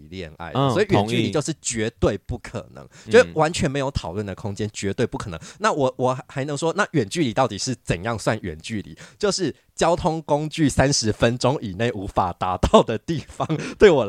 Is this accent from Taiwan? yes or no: yes; Yunlin County, Taiwan; now in Taipei, Taiwan; 因为我自己就是云林人，然后也到也到台北这边来读书，